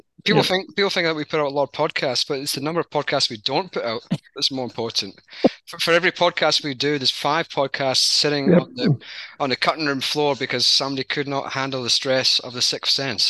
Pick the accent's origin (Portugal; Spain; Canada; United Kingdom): United Kingdom; now in Australia; which I am technically an Aussie, true blue Aussie, but it's not often that it's a fellow Pommy, a British person.